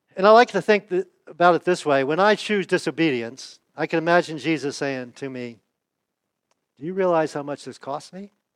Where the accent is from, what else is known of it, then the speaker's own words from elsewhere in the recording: United States; I was born in the United States